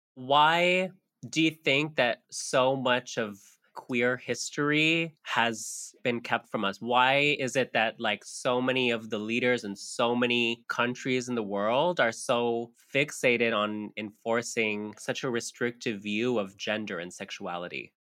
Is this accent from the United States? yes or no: no; Kitchener, Ontario, Canada; Kitchener, my hometown in Ontario